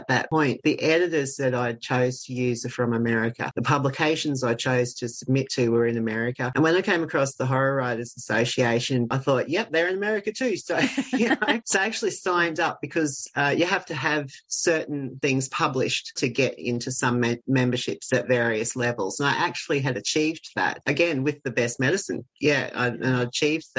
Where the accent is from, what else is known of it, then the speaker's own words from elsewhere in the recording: Australia; I'm an Australian